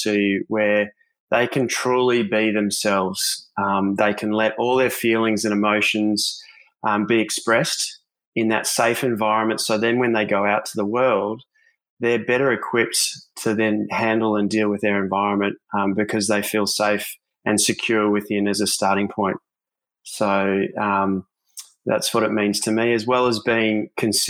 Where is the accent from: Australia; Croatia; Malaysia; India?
Australia; Melbourne, Victoria; now in Gold Coast, Australia; growing up in Melbourne with my family, I grew up without any siblings.